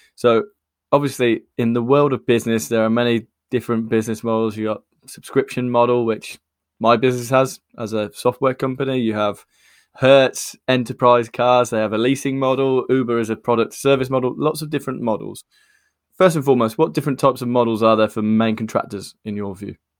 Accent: United Kingdom; I'm born in the U K, but my, I have a lot of Irish heritage from, uh, Wexford

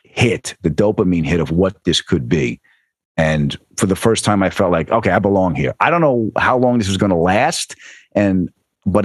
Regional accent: Huntington, New York, United States; also born or lived in Queens; I was born in Queens and raised in Huntington, Long Island.

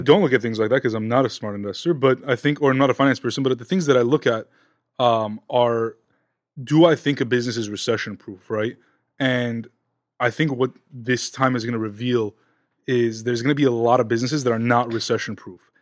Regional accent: Los Angeles, California, United States; we're both from Southern California, L A specifically

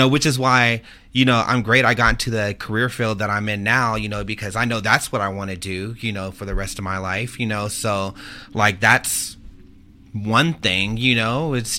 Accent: San Antonio, Texas, United States; also born or lived in Ohio; I'm from Texas. I'm from San Antonio. Mm-hmm. I kind of grew up there. I was raised between there, and as a child, I grew up in Ohio

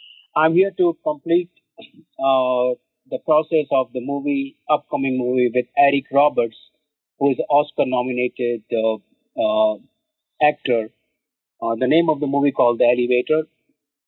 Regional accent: India; moved away as an adult; now in New York, United States; I was born and raised in India

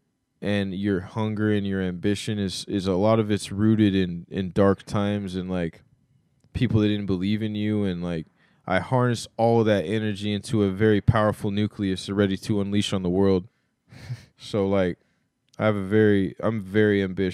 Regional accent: Oklahoma, United States; also born or lived in Florida / Mississippi / New Orleans / Seattle; now in New York, United States; born and raised there

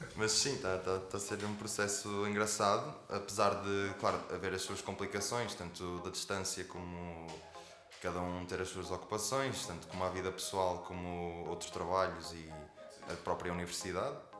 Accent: Portugal; somos portugueses

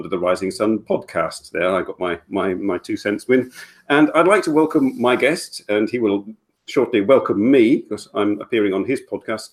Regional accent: England, United Kingdom; moved away as an adult; now in Belgium; I have been living in Belgium for 20 years. I'm English. Moved here in 1996.

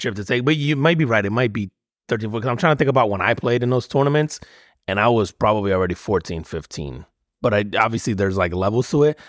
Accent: Northeast, United States; growing up in the Northeast

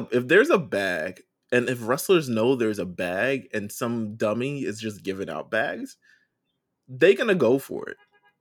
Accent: New York, United States; I'm from New York

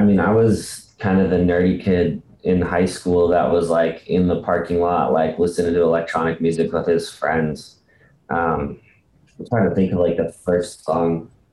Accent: Bishop, California, United States; I actually grew up in a, a small little town in California called Bishop

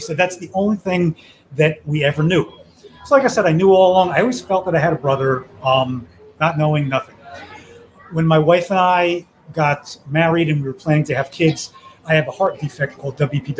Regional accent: Miami, Florida, United States; born there; I was born in Miami-Dade.

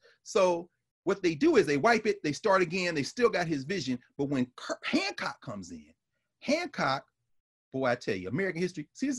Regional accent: Nigeria; I'm Nigerian. Let me tell you, that's what they call the Brothers War in Nigeria.

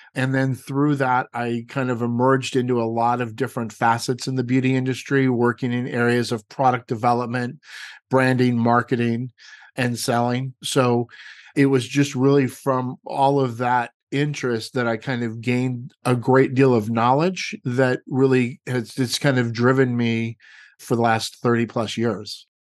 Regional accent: Los Angeles, California, United States; moved away as an adult; also born or lived in Redondo Beach; now in Walnut Creek, United States; I was brought up in Los Angeles, born and raised

